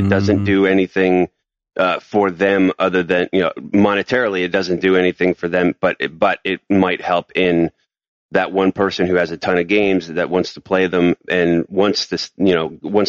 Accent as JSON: {"language": "English", "region": "New York", "country": "United States", "said": "I'm a New Yorker."}